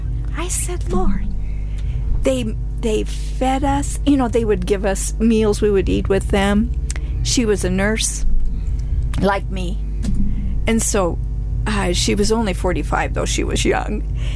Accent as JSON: {"language": "English", "town": "Darrington", "region": "Washington", "country": "United States", "tie": "born or raised there", "moved": "as an adult", "lives_now": "Uganda", "said": "I wanted to kind of live in my hometown, you know, Darrington"}